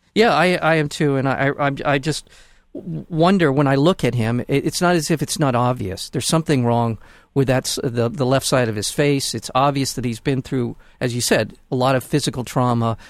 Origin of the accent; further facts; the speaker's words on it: United States; as an American, as a as a voting American